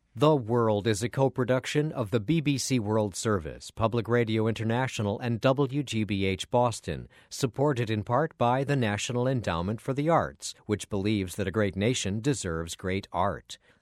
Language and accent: English; Nigeria; moved away as an adult; also born or lived in Philadelphia / Brooklyn / Princeton; When I go back to my hometown, I'm the person who wants to speak only Igbo